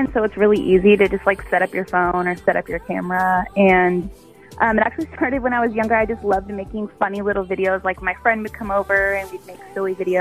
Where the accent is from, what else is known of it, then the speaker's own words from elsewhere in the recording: Texas, United States; I grew up in Texas